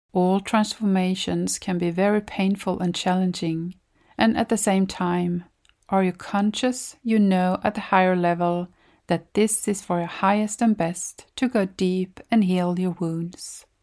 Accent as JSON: {"language": "English", "country": "Sweden", "said": "from Sweden"}